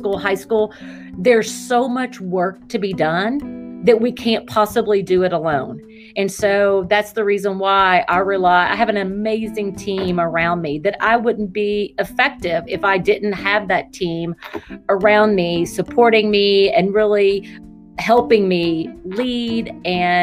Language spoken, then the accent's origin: English; Winchester, Kentucky, United States; I am a native Kentuckian. I was born in Winchester, Kentucky, which is east of Lexington.